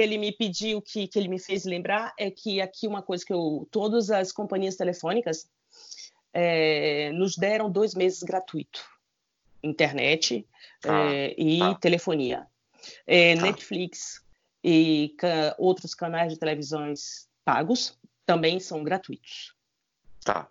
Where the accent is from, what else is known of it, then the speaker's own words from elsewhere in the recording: Brazil; now in France; eu sou brasileiro